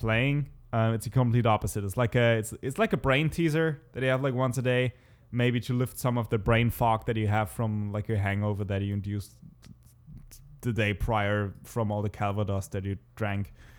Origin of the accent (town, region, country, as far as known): Germany; English is a second language